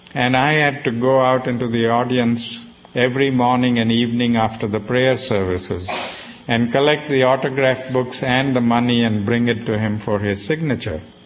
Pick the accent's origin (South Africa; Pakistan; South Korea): South Africa; I was growing up in South Africa